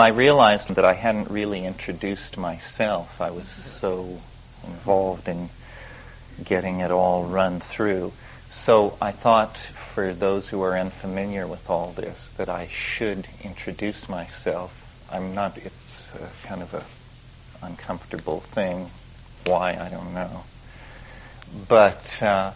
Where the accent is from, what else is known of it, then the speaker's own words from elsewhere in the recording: Western Colorado, United States; I was raised in the Midwest, in Western Colorado, in the Sputnik era